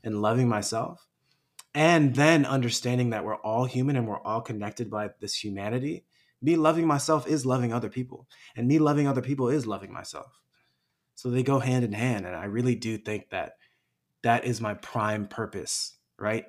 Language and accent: English; United States; fellow Chinese American